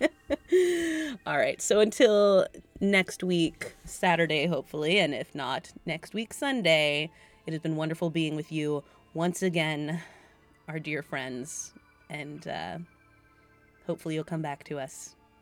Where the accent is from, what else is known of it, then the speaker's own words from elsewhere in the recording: Massachusetts, United States; I'm from Massachusetts